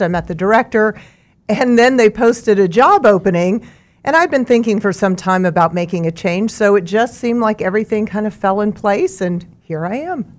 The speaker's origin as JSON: {"language": "English", "town": "Mulvane", "region": "Kansas", "country": "United States", "tie": "born or raised there", "also_born_or_lived": "Topeka, Kansas", "lives_now": "Wichita, United States", "said": "I grew up in Mulvane on a farm"}